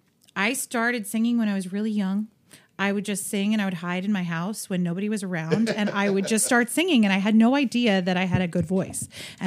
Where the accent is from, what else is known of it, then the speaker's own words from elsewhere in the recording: Scranton, Pennsylvania, United States; moved away; I was born in Scranton, Pennsylvania.